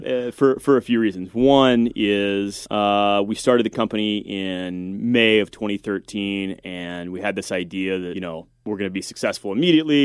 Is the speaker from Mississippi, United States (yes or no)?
no; Texas, United States; moved away as an adult; I was moving back to, to my hometown in, in Texas